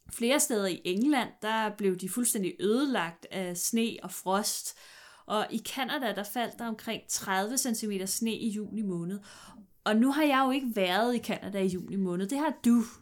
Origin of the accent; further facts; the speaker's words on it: Jutland, Denmark; jeg er fra Jylland